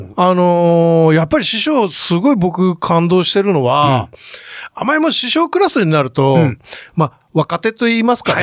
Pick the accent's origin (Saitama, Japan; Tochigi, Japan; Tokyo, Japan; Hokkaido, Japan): Hokkaido, Japan; 僕はあの、北海道出身なんで